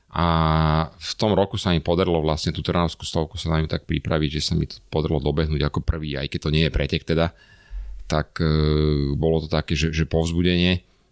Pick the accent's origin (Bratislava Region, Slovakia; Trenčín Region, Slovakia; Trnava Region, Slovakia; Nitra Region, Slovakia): Bratislava Region, Slovakia; Bratislava; som chlapec z Bratislavy